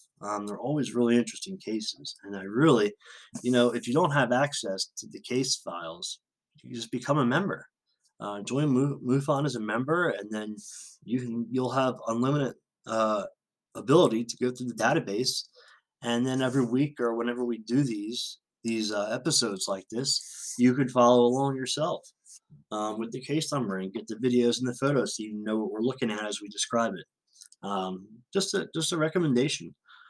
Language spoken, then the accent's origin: English; San Diego, California, United States; Growing up in the San Diego Valley area, I am very used to seeing military aircraft and from the Marines and the Navy